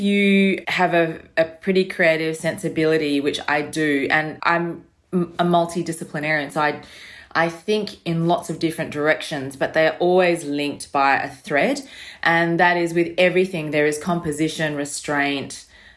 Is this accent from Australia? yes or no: yes; Australia; growing up in Australia